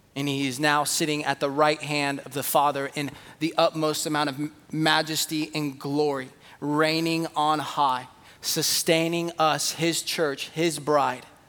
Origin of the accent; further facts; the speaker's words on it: San Jose, California, United States; I was born in San Jose.